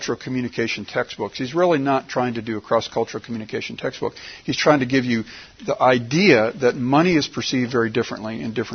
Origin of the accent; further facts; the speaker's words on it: United States; as an American